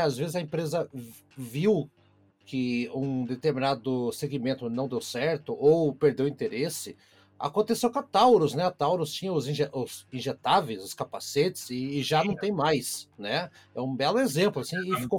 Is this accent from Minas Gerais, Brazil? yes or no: no; Curitiba, Paraná, Brazil; sou de Curitiba, Piá é o menino